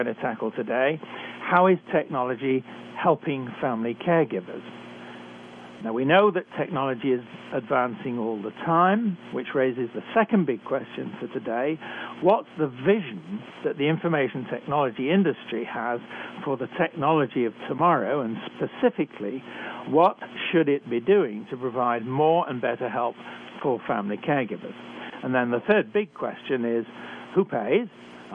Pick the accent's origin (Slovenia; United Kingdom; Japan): United Kingdom; accent: British; moved away as an adult; also born or lived in Canada; I was trained in Britain, as I'm sure you can tell from my accent.